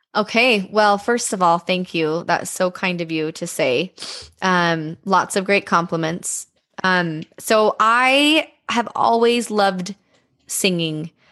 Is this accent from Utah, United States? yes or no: yes; Bountiful, Utah, United States; I grew up in Bountiful